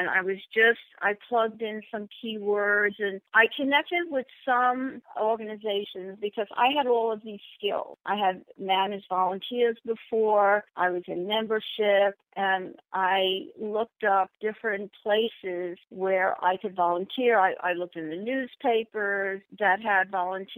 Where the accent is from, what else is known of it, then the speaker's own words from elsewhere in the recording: New York, United States; also born or lived in Los Angeles / Temecula; now in Riverside, United States; I moved from California, from New York to L.A.